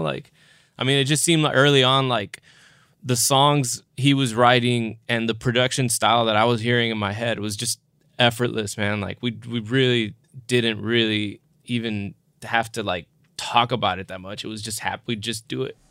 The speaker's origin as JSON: {"language": "English", "region": "South Texas", "country": "United States", "said": "I'm from South Texas"}